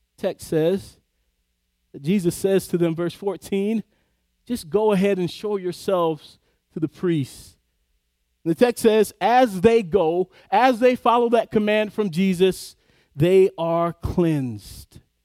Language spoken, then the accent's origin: English; the South, United States; I grew up in the South